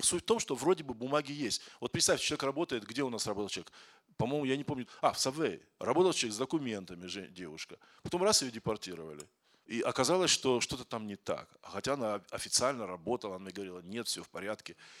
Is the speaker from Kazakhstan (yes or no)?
yes; Kazakhstan; moved away as an adult; now in Moscow, Russia; Я из Казахстана, но я в Москве живу двадцать восемь, двадцать